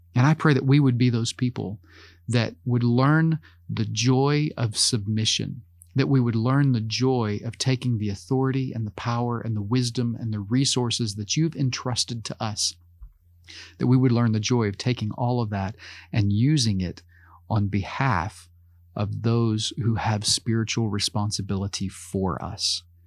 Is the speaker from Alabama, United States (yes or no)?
no; Oklahoma, United States; As an American, as someone who grew up in Oklahoma